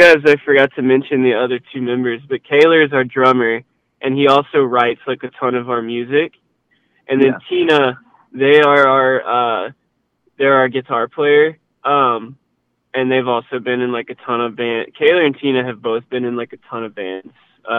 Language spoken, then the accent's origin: English; Louisiana, United States; but in like I'm originally from Louisiana, so it's like that there.